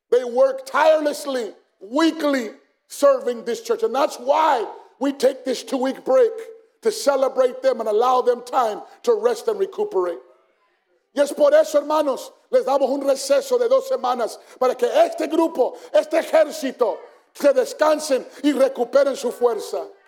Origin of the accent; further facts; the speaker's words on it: Phoenix, Arizona, United States; I'm from South Phoenix, that's how we talk